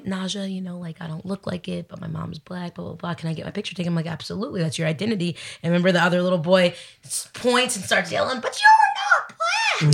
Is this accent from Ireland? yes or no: no; Dominican Republic; I am Dominican.